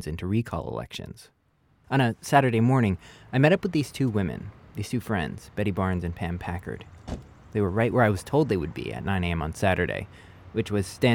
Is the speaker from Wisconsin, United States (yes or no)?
yes; Wisconsin, United States; moved away; spending time in my home state recently